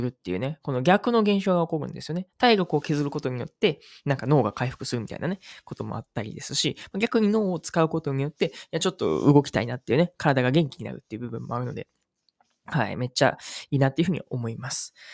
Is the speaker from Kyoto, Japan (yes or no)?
yes; Uji, Kyoto, Japan; この宇治っていうね、僕の地元